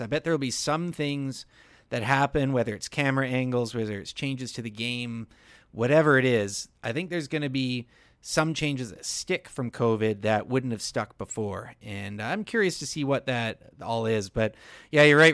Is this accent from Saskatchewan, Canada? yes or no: no; Victoria, British Columbia, Canada; now in Lower Mainland, Canada; it's my hometown, man. The island's a, a great place